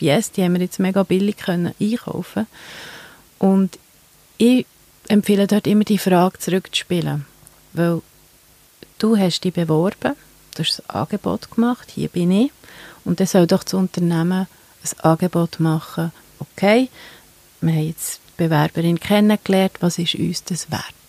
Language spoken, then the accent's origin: German; Switzerland; bei uns in der Schweiz